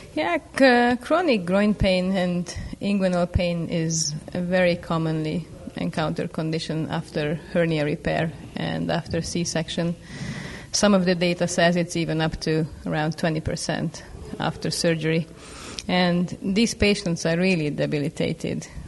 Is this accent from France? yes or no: no; Budapest, Hungary; now in Seattle, United States; I'm a physician from Budapest, Hungary and I have been practicing at University of Washington in Seattle for the last six years